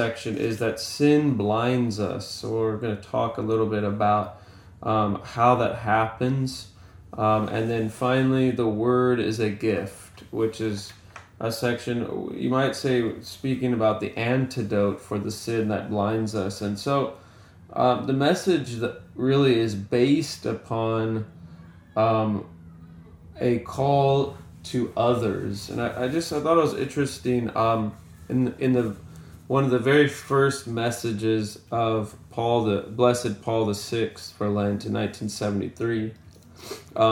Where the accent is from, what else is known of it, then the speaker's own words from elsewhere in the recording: California, United States; moved away as an adult; now in Louisiana, United States; I'm from California, but currently we're living, well, we've been living all over the world, to be honest, but currently we're living here in Louisiana for a time.